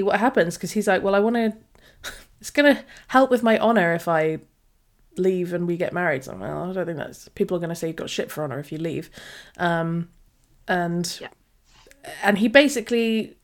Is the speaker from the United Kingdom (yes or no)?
yes; United Kingdom; We're British, so we say mother, dear